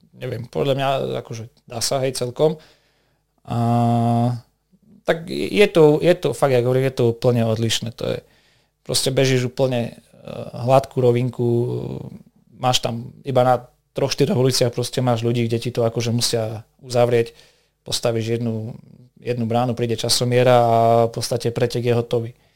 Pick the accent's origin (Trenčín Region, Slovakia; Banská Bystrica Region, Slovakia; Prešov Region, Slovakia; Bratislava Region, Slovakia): Prešov Region, Slovakia; Vranov nad Topľou; v jednej reštaurácii u nás v Bovranove